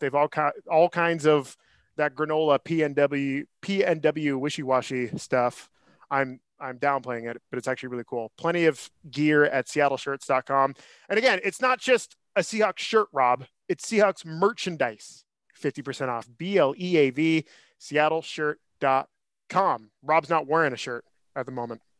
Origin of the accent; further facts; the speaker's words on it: Northern California, United States; also born or lived in San Francisco; I'm from Northern California. I currently live in San Francisco